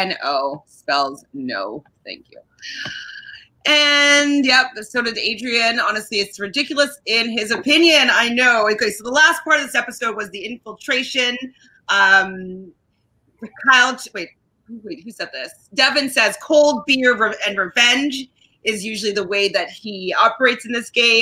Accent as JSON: {"language": "English", "country": "Canada", "said": "I'm Canadian"}